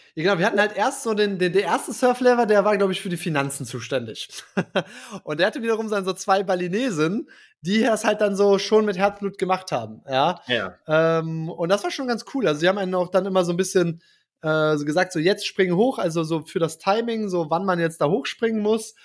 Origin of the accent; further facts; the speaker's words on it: Germany; ich als Deutscher